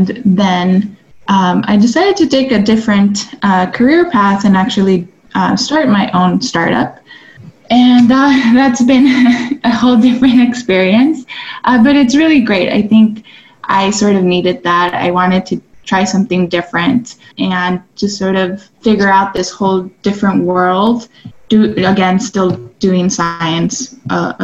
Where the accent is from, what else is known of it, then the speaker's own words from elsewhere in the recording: El Paso, Texas, United States; also born or lived in Austin, Texas; I'm from El Paso, Texas